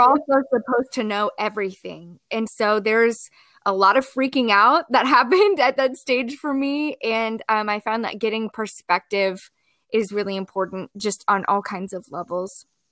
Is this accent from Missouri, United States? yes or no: yes; Columbia, Missouri, United States; also born or lived in Springfield, Missouri; I grew up and was raised in Columbia, Missouri, which is where I have ended up back